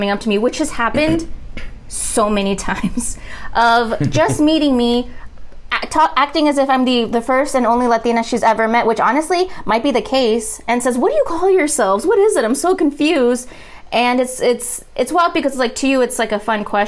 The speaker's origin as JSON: {"language": "English", "region": "rural Texas", "country": "United States", "tie": "born or raised there", "said": "growing up in rural Texas"}